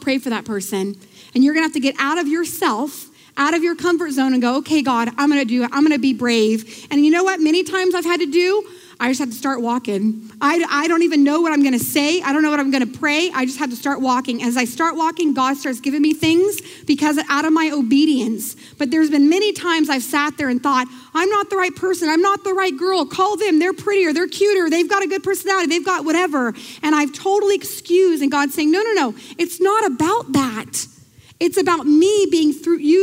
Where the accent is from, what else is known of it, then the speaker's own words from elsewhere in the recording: United States; I'm American